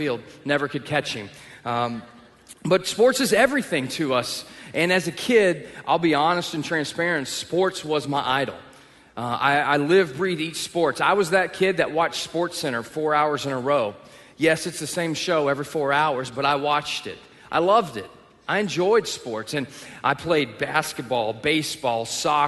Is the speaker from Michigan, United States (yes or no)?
no; Texas, United States; moved away; I'm from the South. I grew up in Texas